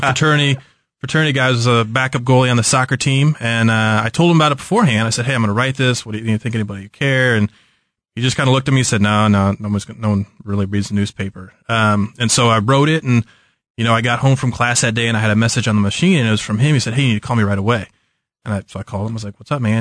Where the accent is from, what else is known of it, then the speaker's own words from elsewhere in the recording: Kansas City, Missouri, United States; also born or lived in St. Louis; I'm from Kansas City